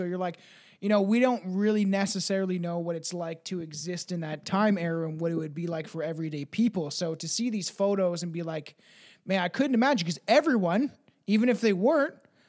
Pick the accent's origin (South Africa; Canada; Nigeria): Canada; I am Canadian.